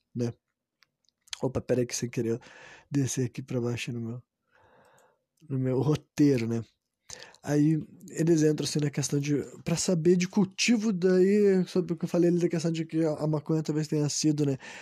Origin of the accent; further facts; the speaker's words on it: Brazil; sendo um cara do Brasil, né, como eu sou